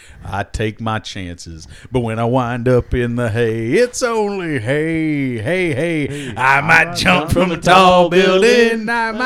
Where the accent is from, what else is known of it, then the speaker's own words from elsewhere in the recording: Richmond, Kentucky, United States; my hometown of Richmond, Kentucky